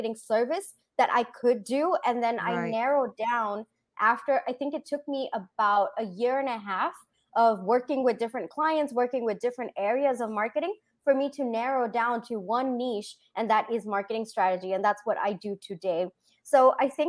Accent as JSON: {"language": "English", "country": "Singapore", "tie": "born or raised there", "also_born_or_lived": "India / Bangalore, India", "moved": "yes", "said": "I was born in India, raised in Singapore, then did my engineering in Bangalore"}